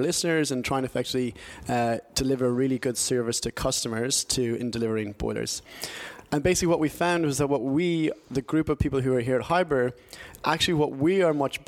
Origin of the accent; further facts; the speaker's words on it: Ireland; moved away as an adult; now in London, United Kingdom; born and bred in Ireland. I was there until I was about sort of 21, 22. And then I came across here and did a master's degree and been in London for about sort of 12 years now.